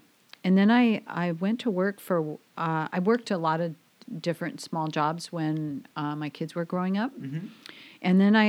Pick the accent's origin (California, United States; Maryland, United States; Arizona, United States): Arizona, United States; Glendale; moved away as an adult; also born or lived in Kirkland, Washington; now in Camano Island, United States; Oh, I grew up in Phoenix, Glendale, Arizona, actually, in the Phoenix area. And I went to high school there and worked my way through my adult years.